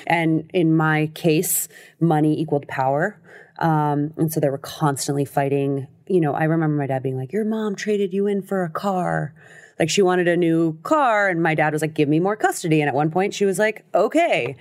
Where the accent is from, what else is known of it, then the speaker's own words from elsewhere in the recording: Los Angeles, California, United States; also born or lived in New York / France; I grew up in L